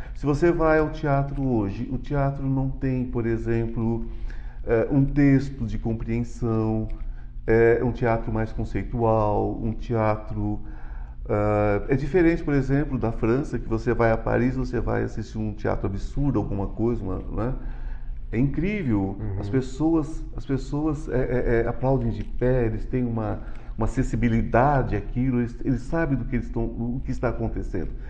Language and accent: Portuguese; São Paulo, Brazil; also born or lived in Goiânia, Goiás; eu sou paulista, mas eu moro metade da semana aqui, metade em Goiás